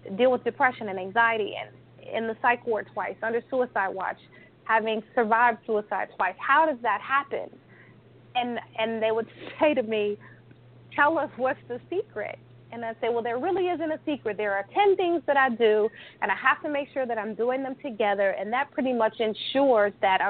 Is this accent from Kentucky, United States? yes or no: no; Chicago, Illinois, United States; also born or lived in California; I'm from Chicago